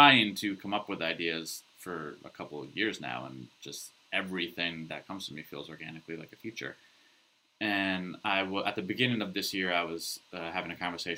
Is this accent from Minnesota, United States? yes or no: no; northwestern Connecticut, United States; from the area where I grew up in Connecticut